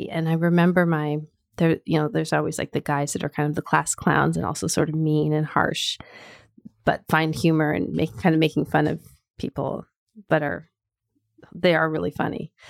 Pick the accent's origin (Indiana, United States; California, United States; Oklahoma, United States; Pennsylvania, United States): California, United States; also born or lived in Canada; I was born in Canada. My family moved to California when I was uh, about nine, eight or nine.